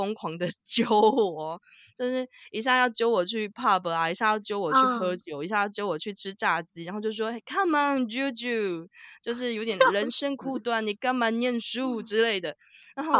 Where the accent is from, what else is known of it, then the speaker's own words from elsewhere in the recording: Taiwan; 然后你知道，我就是台湾人，我想说：“哦，结束了就准备回家。”